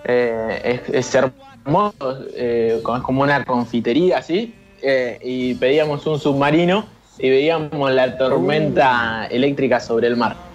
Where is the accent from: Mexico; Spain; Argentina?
Argentina; Mar del Plata, Buenos Aires Province; cuando éramos chicos vivíamos en Mar del Plata